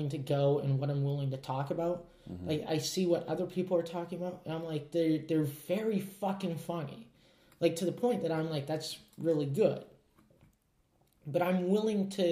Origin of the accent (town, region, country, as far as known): Prince George, British Columbia, Canada; born or raised there